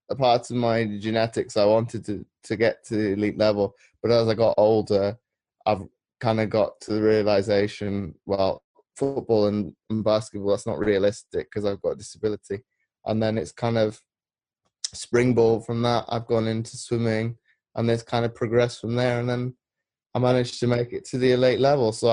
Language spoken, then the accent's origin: English; Belgium; moved away as an adult; I was born in Belgium because my mother worked for NATO. Okay. So I lived out there for 18, 19 years.